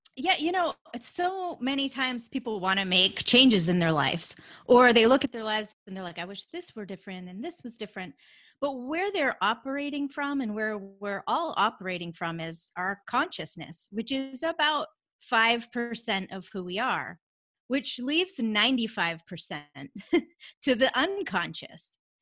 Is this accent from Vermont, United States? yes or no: yes; Vermont, United States; moved away as an adult; now in Atlanta, United States; I grew up in Vermont, so I live in Atlanta, Georgia now, but I grew up in Vermont and, um, lived there, you know, through college and then I left